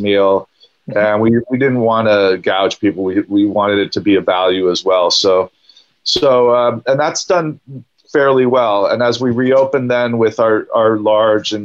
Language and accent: English; Los Angeles, California, United States; I grew up in LA, so I'm a local boy.